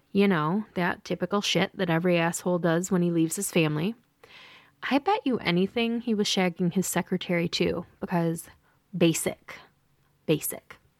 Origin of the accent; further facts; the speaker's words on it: Lansing, Michigan, United States; I was born and raised in Lansing, Michigan